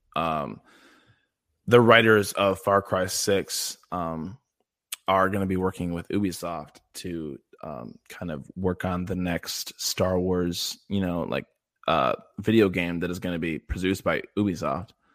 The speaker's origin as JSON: {"language": "English", "region": "Midwest", "country": "United States", "said": "I'm from the Midwest in the United States"}